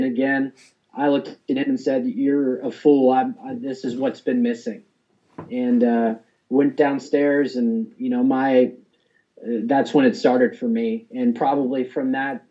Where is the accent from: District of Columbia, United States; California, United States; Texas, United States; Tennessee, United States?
Texas, United States; the town that I grew up in Texas